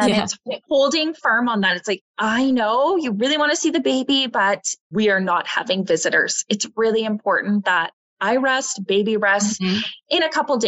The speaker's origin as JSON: {"language": "English", "country": "Canada", "said": "we are Canadian."}